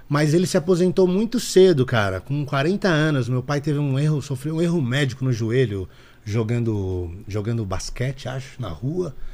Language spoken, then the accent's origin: Portuguese; São Paulo, Brazil; born there; Eu nasci em São Paulo, cara. Zona Norte, Casa